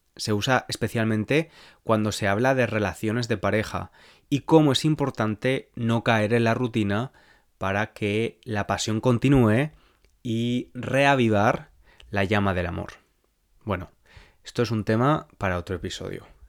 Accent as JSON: {"language": "Spanish", "country": "Spain", "accent": "Spanish", "said": "my Spanish accent"}